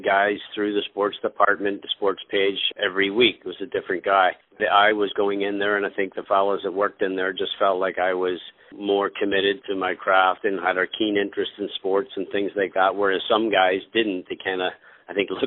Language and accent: English; Belfast, Northern Ireland, United Kingdom; moved away; I was born in Belfast, Northern Ireland